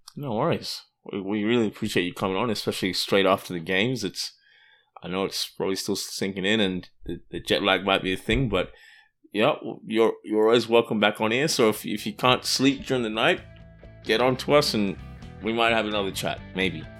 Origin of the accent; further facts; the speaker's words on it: Australia; moved away; I grew up in Australia, as you may have guessed from the accent.